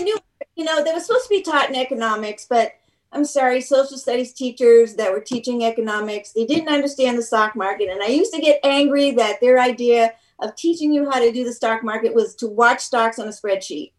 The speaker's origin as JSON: {"language": "English", "town": "Manchester", "region": "New Hampshire", "country": "United States", "also_born_or_lived": "New York", "said": "I'm from Manchester."}